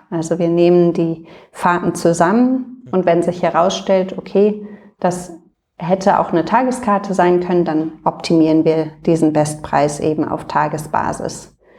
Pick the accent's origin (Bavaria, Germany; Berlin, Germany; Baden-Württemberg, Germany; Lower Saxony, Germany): Berlin, Germany; also born or lived in London; bin Berlinerin und äh, wohne auch in Berlin